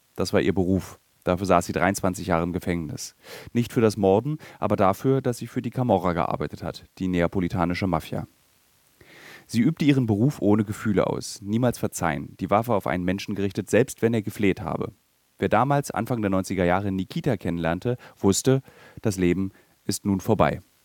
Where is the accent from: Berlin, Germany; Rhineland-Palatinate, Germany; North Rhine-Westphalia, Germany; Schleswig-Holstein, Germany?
Berlin, Germany; für mich als Berliner